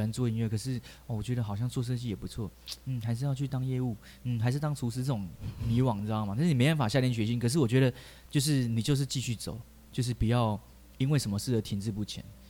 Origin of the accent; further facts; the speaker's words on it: Taichung, Taiwan; 我刚高中就是在我住台中，我是台中人，然后我在台中火车站的地下道开始表演。